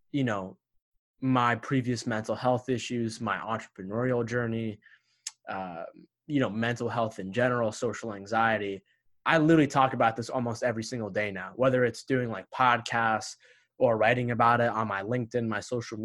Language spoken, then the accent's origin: English; United States; my parents were immigrants when they came here to America a year before I was born from Egypt